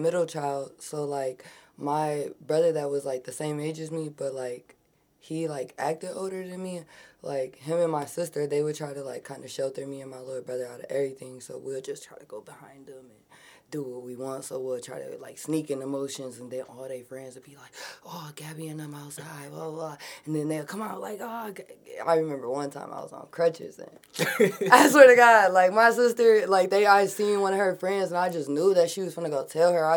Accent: Eagan, Minnesota, United States; also born or lived in Burnsville, Minnesota; I mainly grew up like in the suburbs. I would say like Burnsville, Eagan

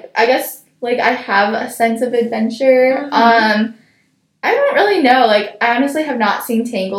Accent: Covington, Louisiana, United States; I am from Covington, Louisiana.

